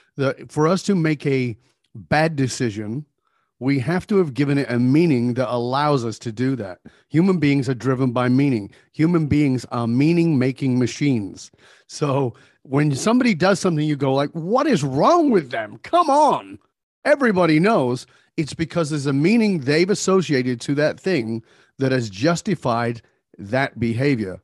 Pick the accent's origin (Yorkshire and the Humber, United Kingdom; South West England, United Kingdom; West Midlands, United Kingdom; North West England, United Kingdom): North West England, United Kingdom; Manchester; now in Vancouver, Canada; I was born in Northern England, uh, I've been gone for more than forty years, but I was born in abject poverty